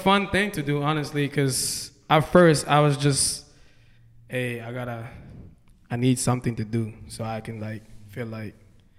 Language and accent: English; Hawaii, United States; I'm from Hawaii, and yeah, I've been doing music in Hawaii.